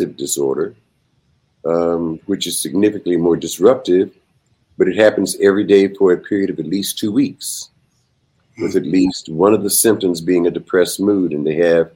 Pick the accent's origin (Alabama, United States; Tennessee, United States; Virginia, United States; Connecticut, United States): Alabama, United States; Tuskegee; Originally, I'm from Alabama. I grew up in Tuskegee Institute